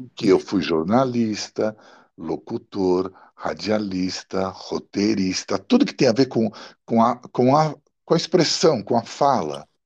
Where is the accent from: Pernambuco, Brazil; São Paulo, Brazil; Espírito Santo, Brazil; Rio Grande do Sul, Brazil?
São Paulo, Brazil; first language Italian; Portuguese is a second language; also born or lived in Milan, Italy; Quando eu cheguei aqui, cinco, seis anos por aí, meus pais me colocaram num colégio